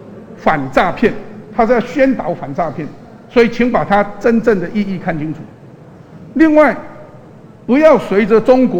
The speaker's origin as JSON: {"language": "Chinese", "country": "Taiwan", "said": "我们台湾人不会吃不起海鲜。"}